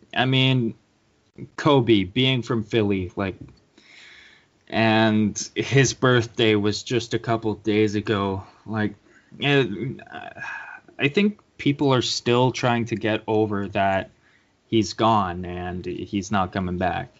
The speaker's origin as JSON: {"language": "English", "country": "Canada", "said": "I'm Canadian."}